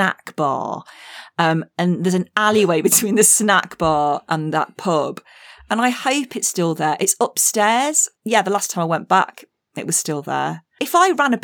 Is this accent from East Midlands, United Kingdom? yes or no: yes; Matlock, East Midlands, United Kingdom; my hometown of Matlock, the gateway to the Peak District